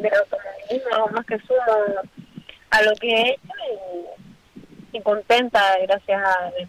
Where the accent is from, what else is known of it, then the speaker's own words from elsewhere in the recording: Lanzarote, Canary Islands, Spain; Yo, por ejemplo, soy de Lanzarote